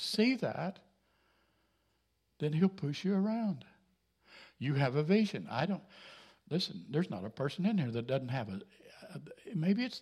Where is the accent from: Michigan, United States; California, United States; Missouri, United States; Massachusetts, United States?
Missouri, United States; Jasper; I come from Jasper, Missouri